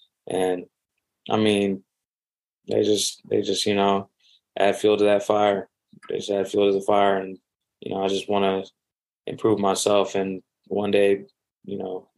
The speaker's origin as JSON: {"language": "English", "town": "Manhattan", "region": "Kansas", "country": "United States", "said": "I came from Manhattan, Kansas, like, you're not hearing a lot of people. You're not hearing a lot of people from there."}